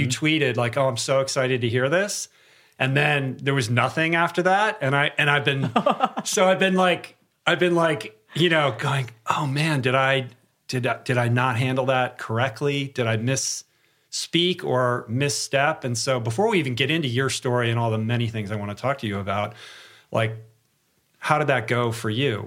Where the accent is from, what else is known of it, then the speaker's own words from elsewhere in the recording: Michigan, United States; I'm from Michigan